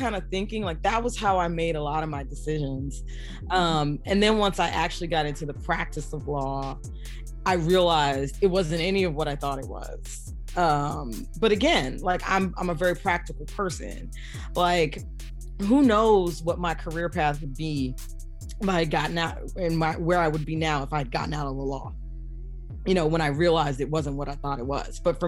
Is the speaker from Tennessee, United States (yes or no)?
no; Philadelphia, Pennsylvania, United States; we're both from Philly and we went to school together